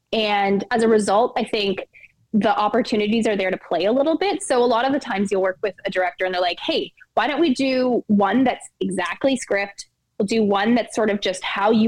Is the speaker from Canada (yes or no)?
yes; Alberta, Canada; Like, I'm just from Alberta.